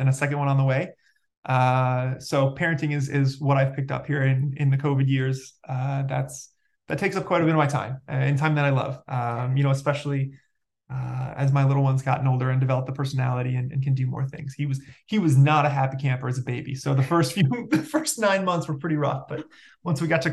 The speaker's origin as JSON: {"language": "English", "town": "Detroit", "region": "Michigan", "country": "United States", "said": "I'm from the Detroit area"}